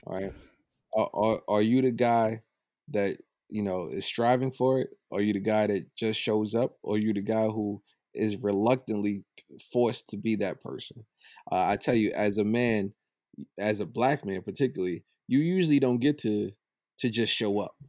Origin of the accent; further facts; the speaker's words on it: United States; I'm from Old Brooklyn.